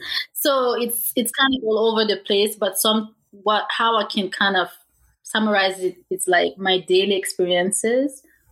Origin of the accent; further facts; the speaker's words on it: Canada; also born or lived in Africa; my Canadian background, because at this point, truth is, like, I'm starting to feel as African as I'm feeling Canadian.